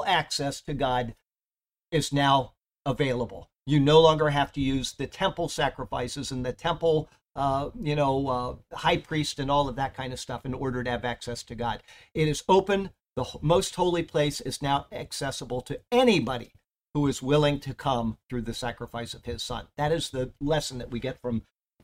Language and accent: English; Siesta Key, Florida, United States; Growing up on Siesta Key, the south end of the Key, there were at any time maybe five children